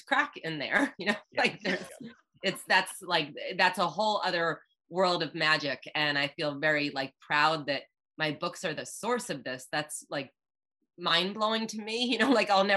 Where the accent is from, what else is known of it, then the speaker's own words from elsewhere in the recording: Cape Cod, Massachusetts, United States; I'm from Cape Cod